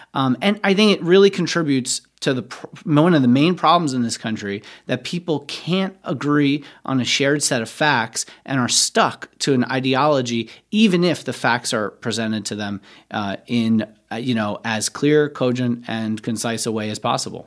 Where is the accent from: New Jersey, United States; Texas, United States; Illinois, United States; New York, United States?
New York, United States; as a New Yorker, somebody who actually grew up in New York